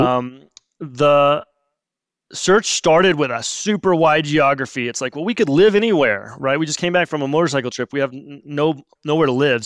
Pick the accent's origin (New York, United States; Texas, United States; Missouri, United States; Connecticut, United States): Missouri, United States; moved away as an adult; I grew up in Missouri